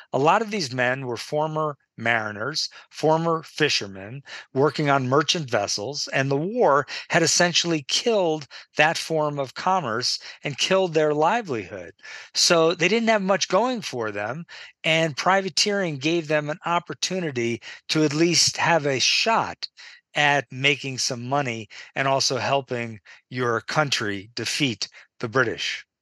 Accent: Marblehead, Massachusetts, United States; my hometown in Marblehead, Massachusetts

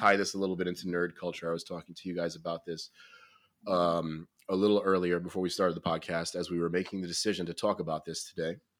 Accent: United States; as an American

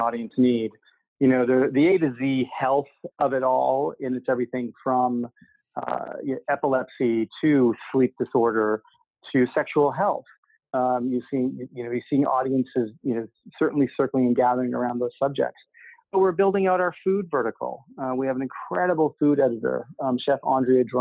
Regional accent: Canada; moved away; I grew up in Canada

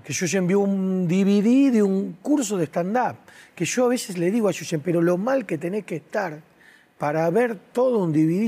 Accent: Argentina; yo soy de Argentina, soy del fin del mundo

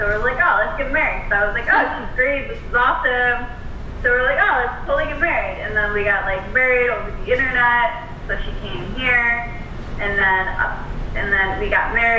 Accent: United States; So I'm American

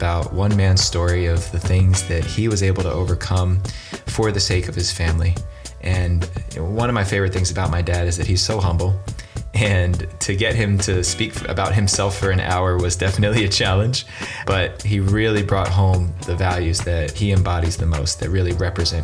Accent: Northern New Jersey, United States; Northern New Jersey, where I'm from

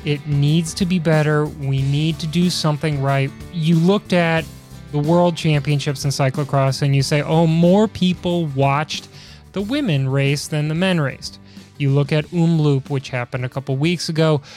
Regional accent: Midwest, United States; Growing up in the Midwest

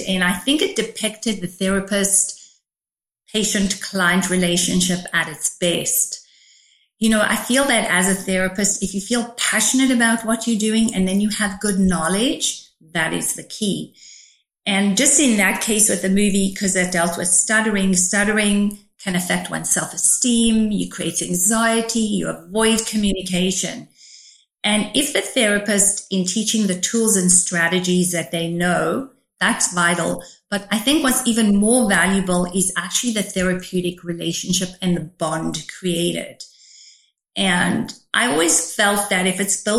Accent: South Africa; growing up in South Africa was complicated

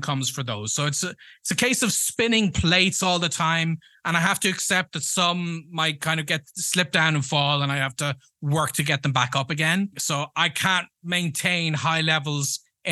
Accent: Ireland; first language English; moved away; also born or lived in United States; We don't have that in Ireland

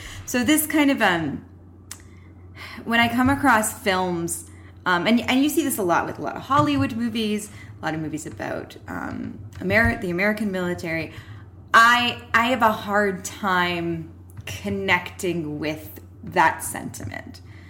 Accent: Canada; I'm Canadian

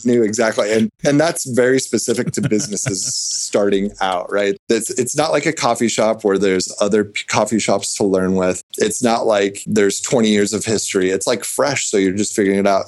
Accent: Nebraska, United States; I grew up in Nebraska

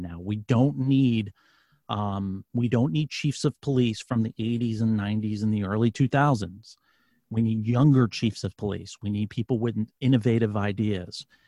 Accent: New York City, New York, United States; now in Virginia, United States; I'm from New York City. I'm a, I'm I live in Virginia now. I'm from New York City

